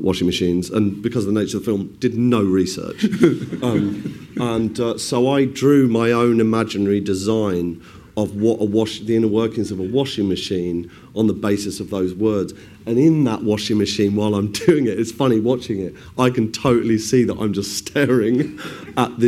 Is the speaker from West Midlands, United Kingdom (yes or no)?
yes; West Midlands, United Kingdom; I grew up in sort of the Midlands, and my mum would take me shopping in Birmingham